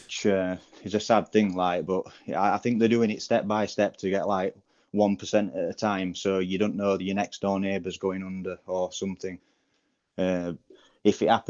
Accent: Barnsley, Yorkshire and the Humber, United Kingdom; I'm from Barnsley

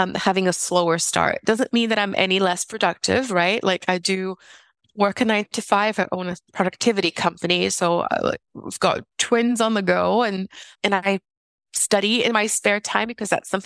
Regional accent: South Region, Brazil; moved away; I'm originally from Brazil, and it gets very cold in the south of Brazil, and homes are not heated in the south.

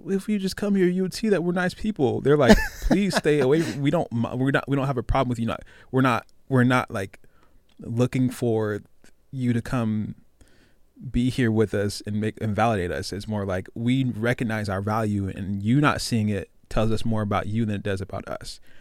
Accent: Tacoma, Washington, United States; I'm from the heart of Tacoma. I'm from Hilltop.

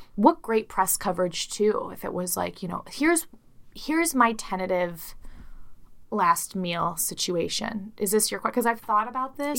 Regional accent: Midwest, United States; I'm from the Midwest

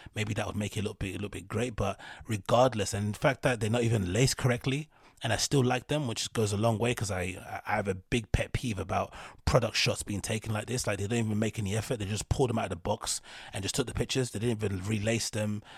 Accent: London, United Kingdom; I'm from London. And the part of East London that I'm from, Reeboks were synonymous with the National Front.

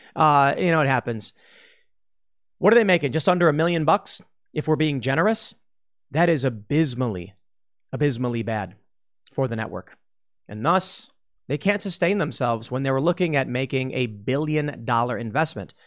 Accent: Chicago, Illinois, United States; I grew up in Chicago

